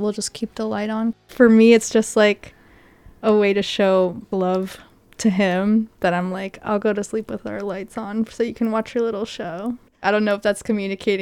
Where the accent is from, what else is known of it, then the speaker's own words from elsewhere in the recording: Asheville, North Carolina, United States; we are from Asheville, North Carolina